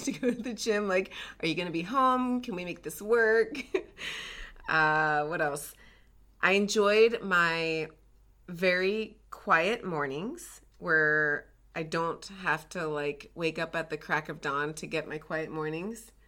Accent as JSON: {"language": "English", "region": "the South", "country": "United States", "tie": "born or raised there", "moved": "yes", "said": "I grew up in the South"}